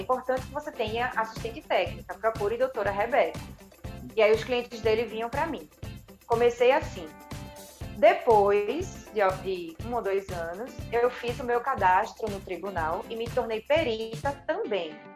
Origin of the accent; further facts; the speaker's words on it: Recife, Pernambuco, Brazil; eu sou de Recife e minha família é toda daqui. Eu, eu tive essa sorte também de poder fazer a minha faculdade na minha, na minha cidade natal.